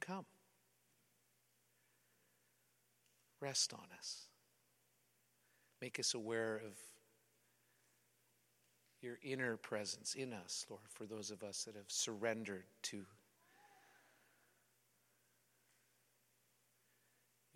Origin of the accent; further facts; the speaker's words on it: Western Canada, Canada; I'm from the West. The West, we're a little more loose